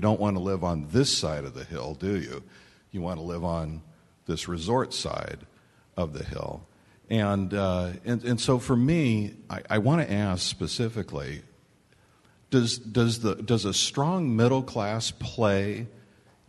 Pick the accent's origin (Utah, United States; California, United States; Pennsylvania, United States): Utah, United States; I'm from Utah, where we have a very strong middle class statewide